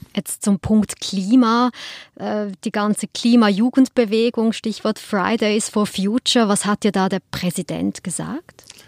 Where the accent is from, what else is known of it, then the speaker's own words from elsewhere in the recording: Switzerland; als Schweizerin